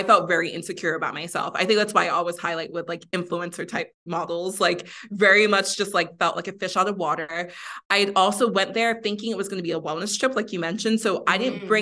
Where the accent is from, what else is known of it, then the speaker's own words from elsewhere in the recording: Miami, Florida, United States; also born or lived in Mexico; I grew up in Miami